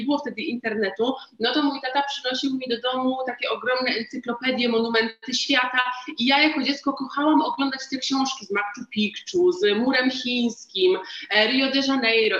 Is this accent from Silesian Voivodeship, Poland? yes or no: yes; Katowice, Silesian Voivodeship, Poland; ja jestem jakąś tam dziewczynką jedną z miliona z Katowic